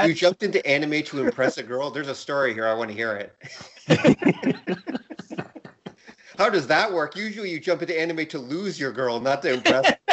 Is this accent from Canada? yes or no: yes; Canada; As a Canadian